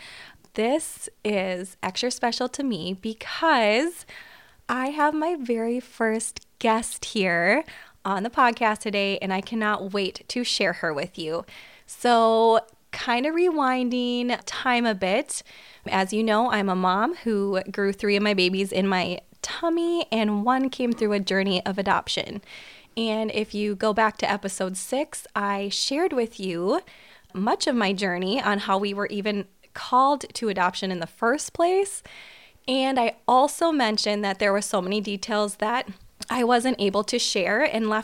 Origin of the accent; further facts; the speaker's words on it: Minnesota, United States; we're from Minnesota